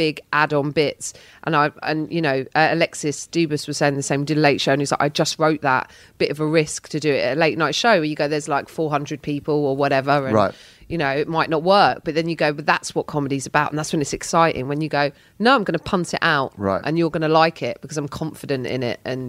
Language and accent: English; London, United Kingdom; as a Londoner